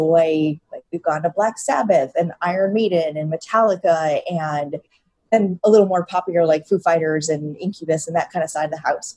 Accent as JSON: {"language": "English", "region": "New England", "country": "United States", "tie": "born or raised there", "moved": "yes", "lives_now": "Brooklyn, United States", "said": "I grew up in New England and ate Papagino's pizza growing up"}